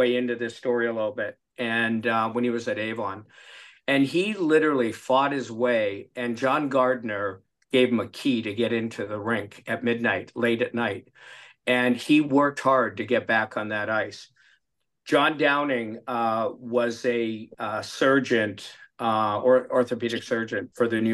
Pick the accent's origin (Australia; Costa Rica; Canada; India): Canada; Vancouver, British Columbia; I'm from Vancouver